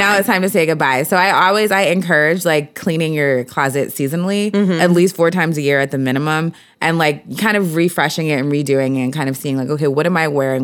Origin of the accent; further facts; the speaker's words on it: Philadelphia, Pennsylvania, United States; I grew up in Philly.